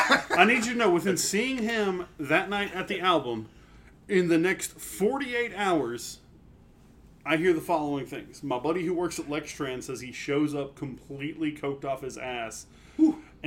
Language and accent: English; Woodfield, United States; I grew up in Woodfield. I grew up next to the Cumberland Hills